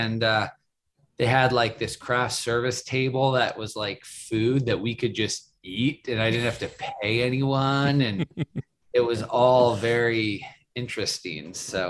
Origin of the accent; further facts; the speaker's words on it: Seattle, Washington, United States; moved away as an adult; now in Los Angeles, United States; I grew up in Seattle.